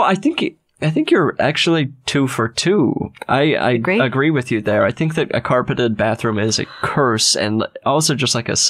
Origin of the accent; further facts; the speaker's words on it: Utah, United States; It might be a Utah thing. I mean, because I'm from Utah.